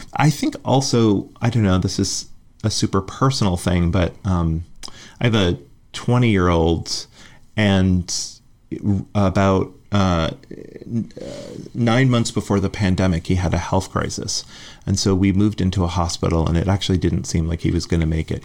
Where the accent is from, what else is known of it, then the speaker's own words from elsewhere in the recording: Western Massachusetts, United States; moved away; also born or lived in Hartford, Connecticut / Chicago; I grew up in Western Massachusetts